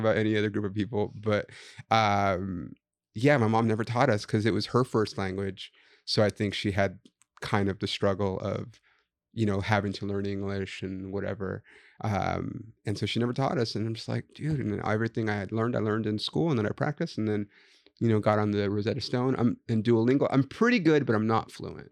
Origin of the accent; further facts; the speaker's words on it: Los Angeles, California, United States; also born or lived in Inland Empire; I'm also from here.